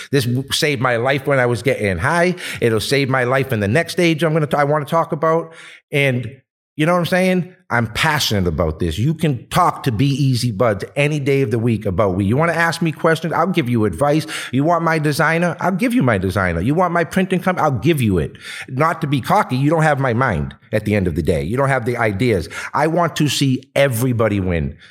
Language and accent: English; Boston, Massachusetts, United States; moved away as an adult; now in Los Angeles, United States; I was born and raised in Boston for thirty-eight years